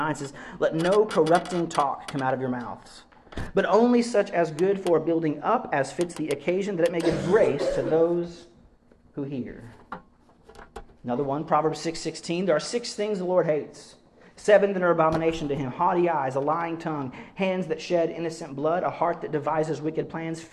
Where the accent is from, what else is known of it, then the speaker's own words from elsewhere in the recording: the South, United States; I grew up in the South end of the country